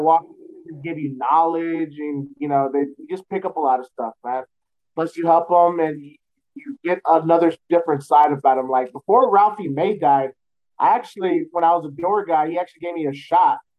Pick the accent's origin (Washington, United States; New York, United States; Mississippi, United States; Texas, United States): Texas, United States; San Antonio; born and raised in San Antonio